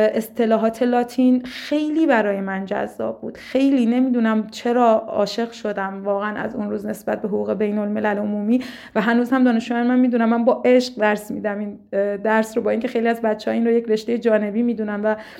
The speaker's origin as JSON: {"language": "Persian", "town": "Lahijan", "region": "Gilan", "country": "Iran", "also_born_or_lived": "Tehran", "said": "در شهرستان ساکن بودم من ساکن گیلان و لاهیجان هستم شهر بسیار زیبایی که بعد از تحصیل در دانشگاه شهید بهشتی مجددا بهش برگشتم"}